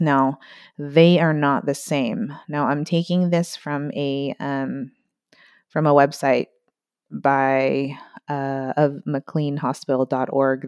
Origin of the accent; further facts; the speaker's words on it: Philippines; moved away; also born or lived in United States; my home country, Philippines